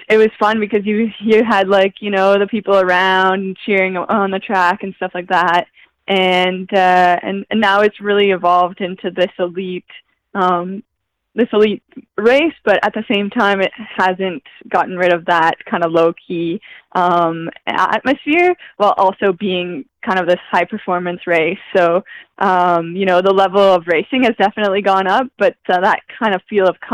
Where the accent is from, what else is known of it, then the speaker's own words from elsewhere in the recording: Moncton, New Brunswick, Canada; moved away as an adult; now in Guelph, Canada; Moncton, New Brunswick still is my hometown